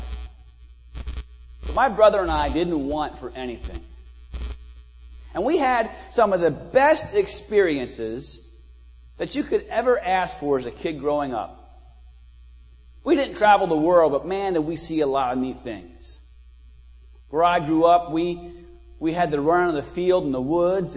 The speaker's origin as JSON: {"language": "English", "country": "United States", "said": "I'm from Munster County"}